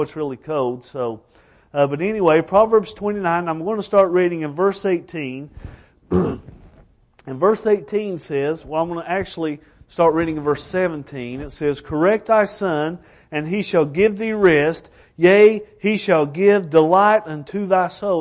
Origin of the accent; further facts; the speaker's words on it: Elkhorn City, Kentucky, United States; also born or lived in Alaska; I'm from Elkhorn City, Kentucky